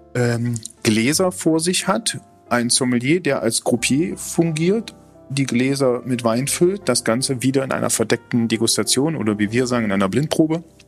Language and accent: German; Germany; wir Deutschen